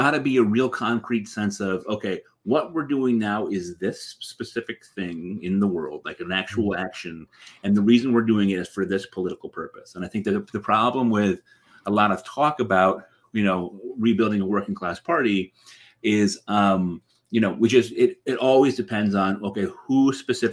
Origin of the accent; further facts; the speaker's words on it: Middletown, Connecticut, United States; I grew up on Wesleyan University.